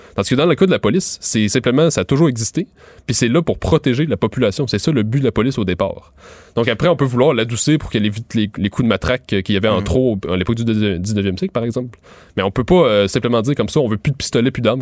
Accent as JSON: {"language": "French", "area": "Montérégie", "region": "Quebec", "country": "Canada", "moved": "as an adult", "lives_now": "Montreal, Canada", "said": "moi je viens de la, de Montérégie"}